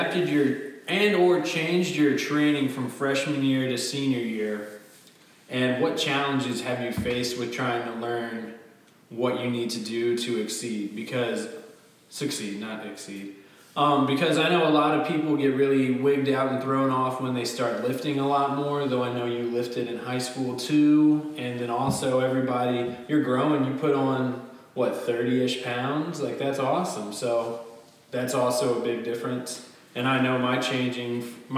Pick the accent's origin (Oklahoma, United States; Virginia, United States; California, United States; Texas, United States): Virginia, United States; we are from Virginia